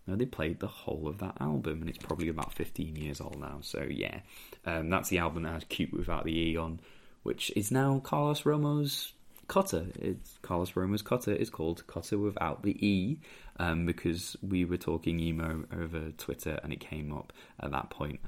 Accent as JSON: {"language": "English", "town": "Merthyr Tydfil", "region": "Wales", "country": "United Kingdom", "said": "I used to be called Welsh quite a lot because I'm from Merthyr Tydfil, despite the accent."}